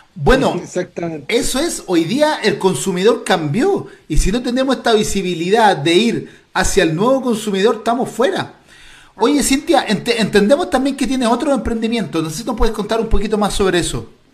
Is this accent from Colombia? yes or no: no; Chile; yo ya no me siento chileno, sino que me siento latinoamericano